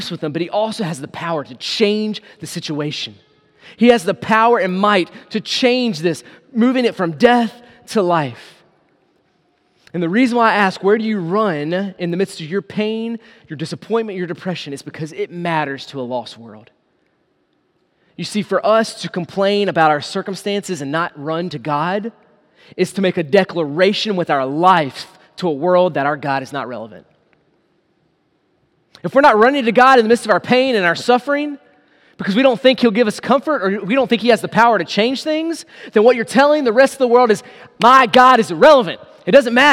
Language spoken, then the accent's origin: English; United States; us as American believers